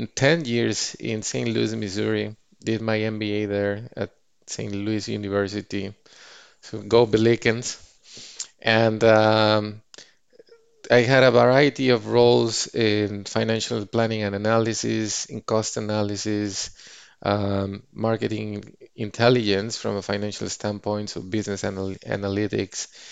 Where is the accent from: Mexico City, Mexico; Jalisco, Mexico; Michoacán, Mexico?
Mexico City, Mexico; moved away as an adult; now in Bay Area, United States; my hometown in Mexico City